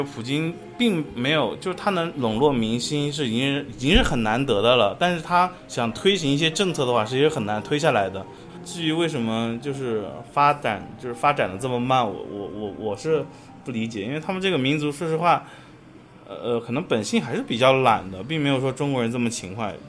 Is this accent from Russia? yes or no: yes; Russia; Chinese is a second language; 但是俄罗斯整体来说，大家还是在就是鼓励大家去中国留学，因为像我们那个城市学中文的人也有